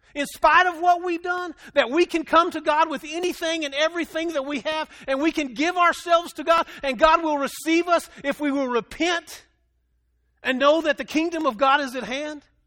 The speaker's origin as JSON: {"language": "English", "town": "Dumas", "region": "Texas", "country": "United States", "tie": "born or raised there", "said": "I grew up in Dumas, Texas, and we are the Dumas demons"}